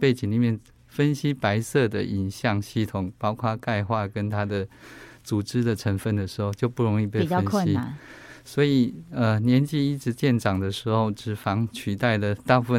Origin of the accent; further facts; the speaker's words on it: Taiwan; 我们台湾人或者是东方人的乳房是相对致密型的